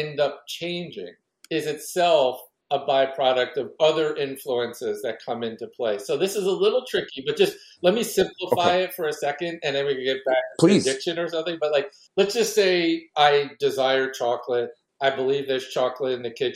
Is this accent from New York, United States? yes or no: yes; New York City, New York, United States; I grew up in New York City and I live in the Northeast